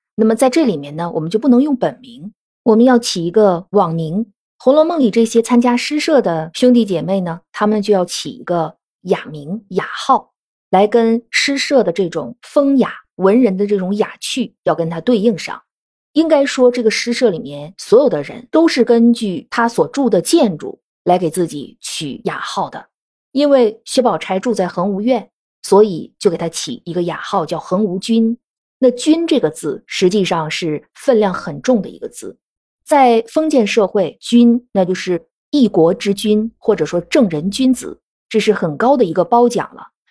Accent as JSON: {"language": "Chinese", "country": "China", "said": "我们中国人"}